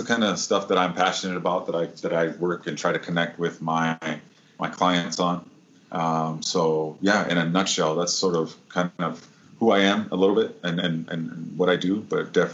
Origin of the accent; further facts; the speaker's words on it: Midwest, United States; now in San Diego, United States; I'm originally from the Midwest, but I have lived in San Diego actually more than half of my life now